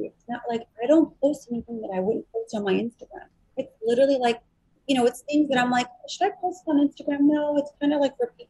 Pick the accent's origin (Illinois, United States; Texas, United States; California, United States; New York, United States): Illinois, United States; Chicago; I'm from Chicago. I'm good for it.